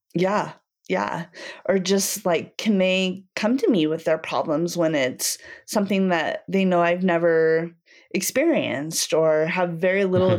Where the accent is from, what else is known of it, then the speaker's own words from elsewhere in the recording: Cody, Wyoming, United States; also born or lived in Utah / northern Virginia; now in Saratoga Springs, United States; I grew up in Cody, Wyoming, and I'm currently living here in Saratoga.